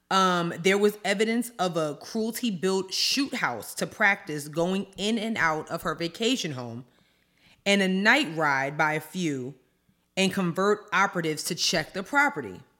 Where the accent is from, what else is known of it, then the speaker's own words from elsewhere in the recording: Long Island, New York, United States; I grew up on Long Island.